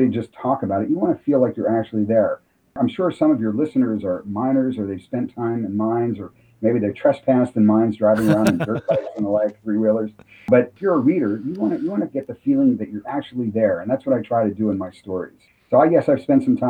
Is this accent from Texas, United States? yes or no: no; Pennsylvania, United States; Pennsylvania, my home state